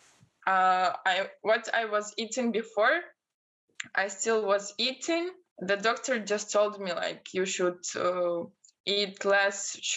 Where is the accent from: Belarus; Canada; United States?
Belarus; English is a second language; moved away as an adult; now in Portugal; I'm from Belarus